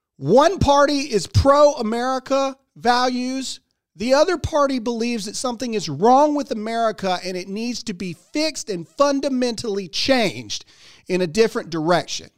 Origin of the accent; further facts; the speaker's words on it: United States; as an American, as a father, and as a parent